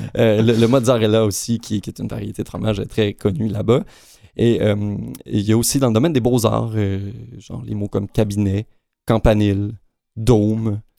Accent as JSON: {"language": "French", "country": "Canada", "said": "chez nous au Canada"}